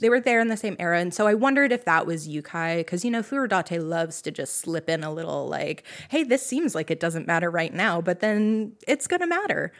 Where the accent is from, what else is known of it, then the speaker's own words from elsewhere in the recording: United States; I'm also American and barely know Japanese at all